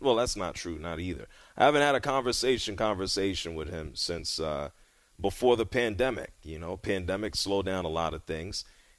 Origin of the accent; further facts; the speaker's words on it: New York City, New York, United States; And I'm from the Bronx, New York.